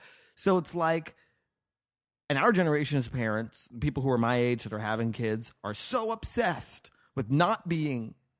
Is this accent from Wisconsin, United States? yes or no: no; Las Vegas, Nevada, United States; also born or lived in New Mexico; I was born in New Mexico, and then I moved to Las Vegas.